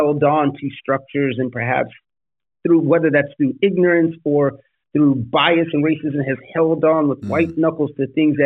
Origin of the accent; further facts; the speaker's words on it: New York City, New York, United States; when I grew up in the Bronx